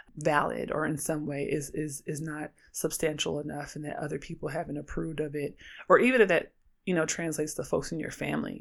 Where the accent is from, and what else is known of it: Oakland, California, United States